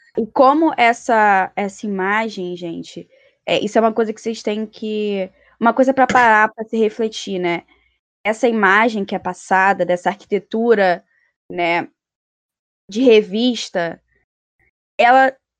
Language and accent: Portuguese; Rio de Janeiro, Brazil; do local onde eu vim, da Rocinha